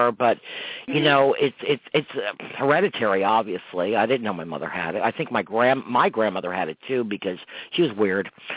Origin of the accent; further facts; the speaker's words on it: Croton, United States; now in Riverpoint, United States; I'm from Croton, living in Riverpoint.